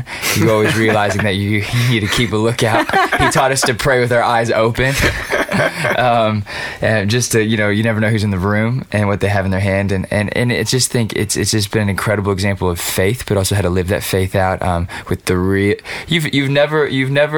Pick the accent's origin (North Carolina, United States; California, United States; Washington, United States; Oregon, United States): California, United States; Los Angeles; I grew up in East LA, where all my friends' older brothers were in gangs